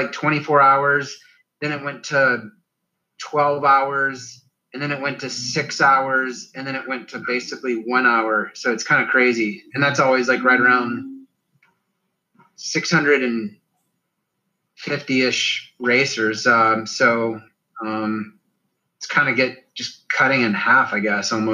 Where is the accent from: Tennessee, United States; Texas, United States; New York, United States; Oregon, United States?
Tennessee, United States; Chattanooga area; since I was a little kid here in my hometown